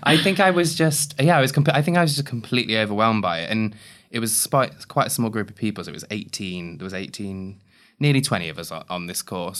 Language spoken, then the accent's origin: English; Ravenstone, East Midlands, United Kingdom; I grew up in Leicester